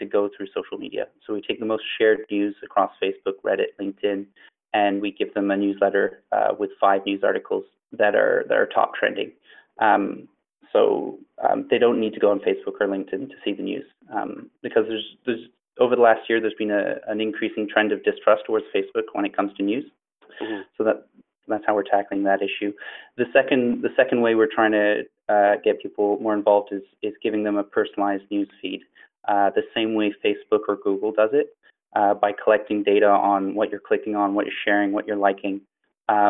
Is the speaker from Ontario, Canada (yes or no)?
no; Montreal, Quebec, Canada; I'm from Montreal, Canada.